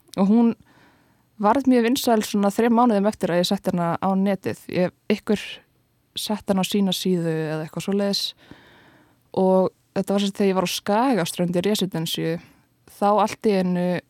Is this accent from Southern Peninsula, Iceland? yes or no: no; Kópavogur, Capital Region, Iceland; ég ólst upp á Vassenda í Kópói